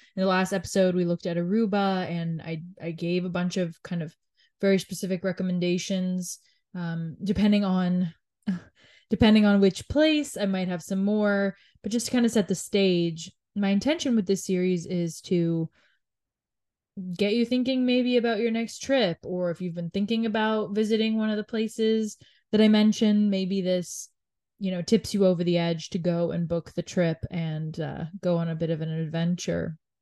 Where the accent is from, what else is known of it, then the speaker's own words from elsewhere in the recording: Canada; being born and raised in Canada